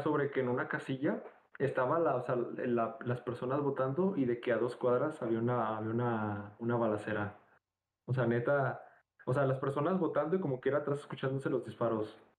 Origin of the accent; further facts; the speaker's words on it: Nuevo León, Mexico; los dos somos de Nuevo León